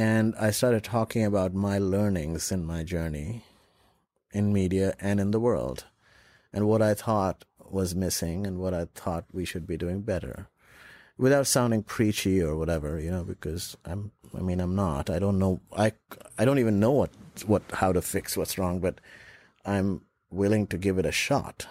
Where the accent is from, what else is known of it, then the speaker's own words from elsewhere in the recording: Lucknow, Uttar Pradesh, India; also born or lived in Dubai; now in United States; I was in Lucknow, my hometown, with my mom